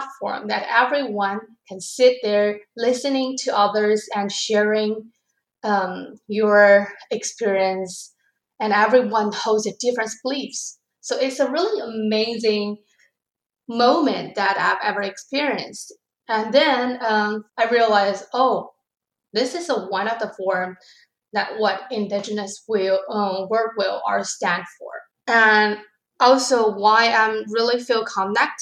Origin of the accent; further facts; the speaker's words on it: China; English is a second language; moved away as an adult; also born or lived in Abbotsford; now in Canada; I'm originally from China